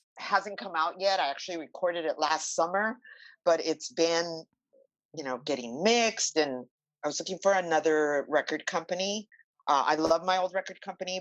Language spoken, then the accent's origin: English; Los Angeles, California, United States; I grew up in East